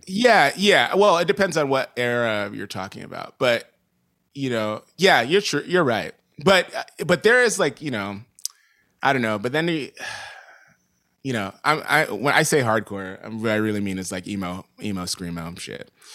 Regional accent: New York City, New York, United States; moved away as an adult; now in Los Angeles, United States; growing up in New York and playing around in New York

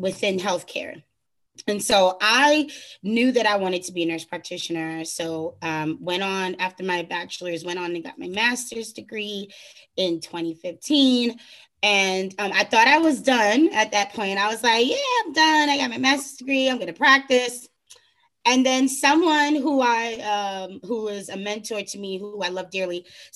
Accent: New York, United States; moved away as an adult; now in Florida, United States; I'm originally born and raised in New York, then went on, you know, got my bachelor's to move down to sunny Florida.

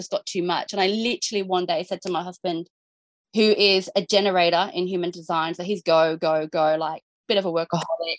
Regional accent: Jervis Bay, New South Wales, Australia; moved away; we're from Jervis Bay

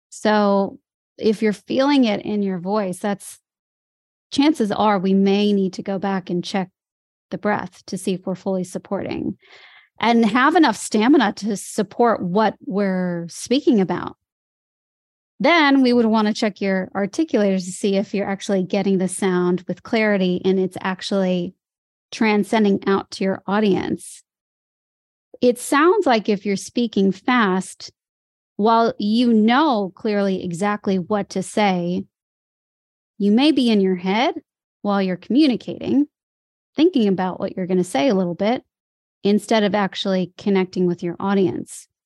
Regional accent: Chicago, Illinois, United States; moved away as an adult; also born or lived in Los Angeles, United States; now in Sydney, Australia; I grew up in Chicago

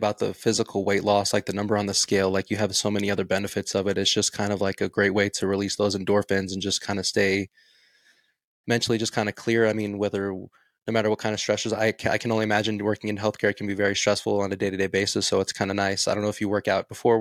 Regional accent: Las Vegas, Nevada, United States; I'm originally from Las Vegas, Nevada, so I kind of moved just I'm still within the state of Nevada, just in a different area

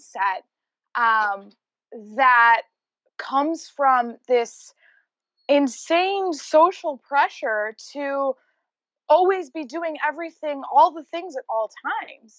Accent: Rochester, New York, United States; moved away as an adult; also born or lived in Los Angeles, California; I just moved back to my hometown of Rochester, New York from living

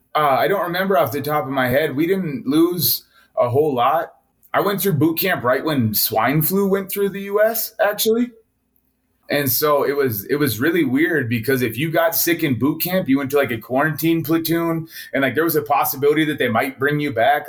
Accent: Montana, United States; also born or lived in Wailuku, Hawaii; I was born in Wailuku, Hawaii, and then my family decided to come to the middle of nowhere, Montana, or back here, uh, which is actually where my mom's side of the family is from

